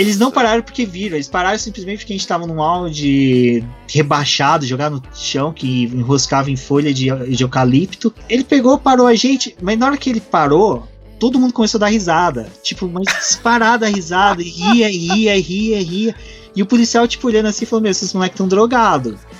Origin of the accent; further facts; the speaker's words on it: Guaxupé, Minas Gerais, Brazil; now in São Paulo, Brazil; eu venho de uma cidade que é conhecida entre morros e colinas, é o cu de Minas, cidade de Guaxupé